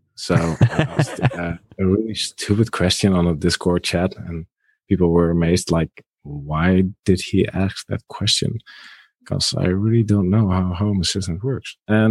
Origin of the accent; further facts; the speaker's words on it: Netherlands; I'm from the Netherlands and we speak Dutch.